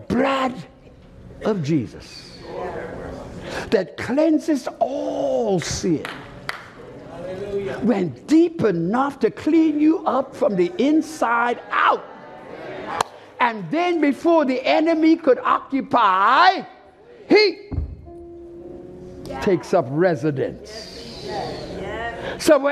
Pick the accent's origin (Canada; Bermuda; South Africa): Bermuda; Where are you from?" I told her, "Bermuda."